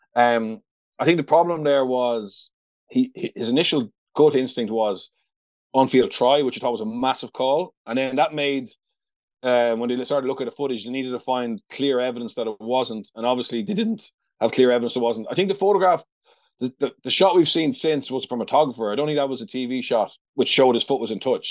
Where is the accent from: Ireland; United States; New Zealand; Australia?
Ireland; I grew up in the South